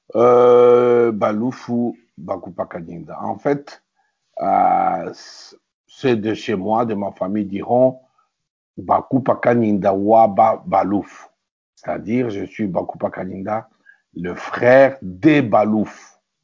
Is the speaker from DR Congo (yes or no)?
yes; Kinshasa, DR Congo; moved away as an adult; also born or lived in Kasai / Brussels, Belgium / Amiens, France; Je suis né à Kinshasa le 30 octobre 1957.